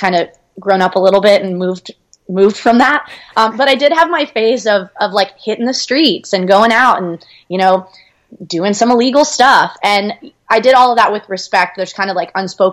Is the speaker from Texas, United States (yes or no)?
yes; Austin, Texas, United States; we grew up in Austin, which is an awesome city to grow up